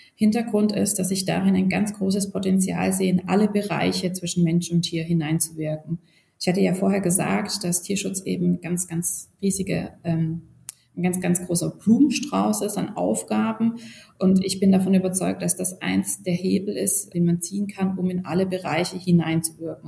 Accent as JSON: {"language": "German", "region": "Baden-Württemberg", "country": "Germany", "moved": "as an adult", "lives_now": "Berlin, Germany", "said": "Ich komme originär aus Baden-Württemberg"}